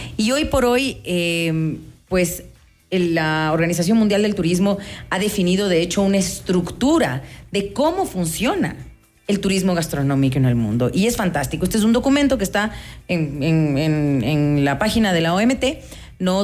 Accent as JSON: {"language": "Spanish", "town": "Quito", "region": "Pichincha", "country": "Ecuador", "said": "qué platos nos definen como quiteños"}